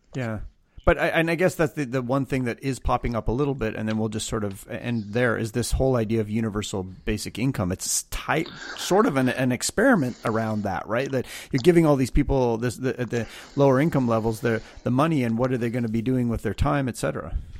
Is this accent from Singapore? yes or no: no; Canada; I'm Canadian